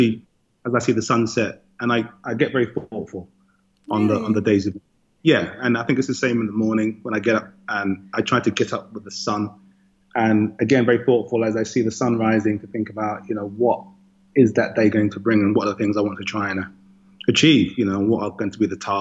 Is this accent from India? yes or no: no; London, United Kingdom; moved away as an adult; now in Madison, United States; I was born and raised in London